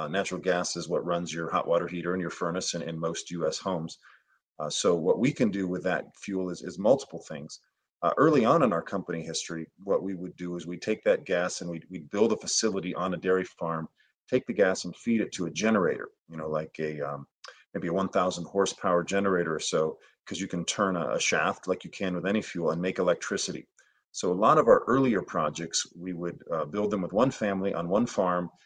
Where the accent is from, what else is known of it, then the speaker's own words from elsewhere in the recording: Skagit County, Northwest Washington, United States; I grew up in Northwest Washington